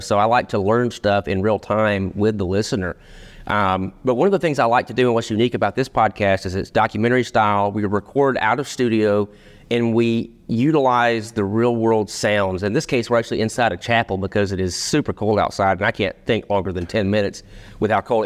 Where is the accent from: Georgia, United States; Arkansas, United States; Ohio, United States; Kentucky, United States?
Georgia, United States; Rome; So, Berry College, so we're both from Rome, Georgia